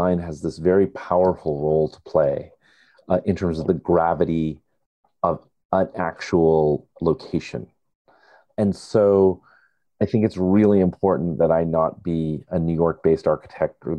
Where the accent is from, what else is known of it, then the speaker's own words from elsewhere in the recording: India; now in United States; identifying as an Indian or an American is the fact that I identify as an immigrant.